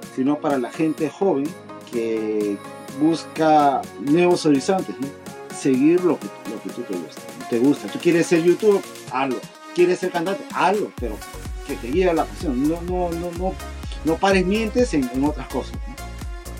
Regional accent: Peru; accent: Peruvian; moved away as an adult; also born or lived in Lima; now in Japan; Soy peruano, como, como ustedes podrán colegir de, mi acento, ¿no? Soy peruano, vivo acá en Japón 20 años.

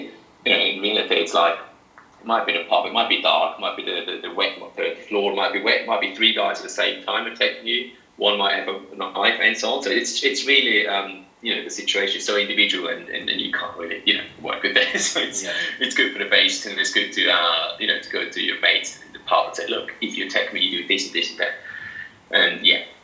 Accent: Maienfeld, Graubünden, Switzerland; moved away as an adult; now in Sydney, Australia; in Mainfeld, in my hometown

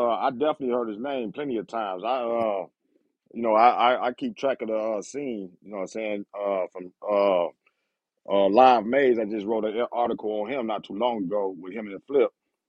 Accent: Michigan, United States; also born or lived in El Dorado, Arkansas; now in Arkansas, United States; So yeah, a little bit of Arkansas, but like I said, I was born in Arkansas, but you know, back then, parents moved, so I moved to Michigan.

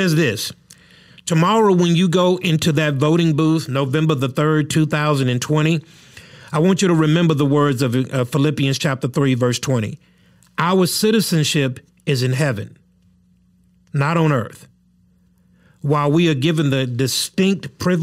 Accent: United States; a citizen of the United States of America

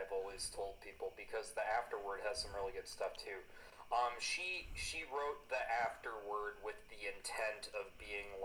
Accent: United States; as an American

